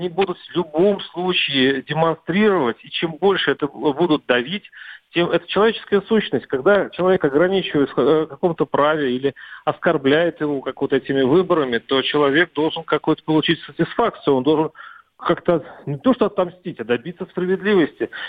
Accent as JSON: {"language": "Russian", "country": "Russia", "said": "когда люди э, на площади узнают, что мы из России"}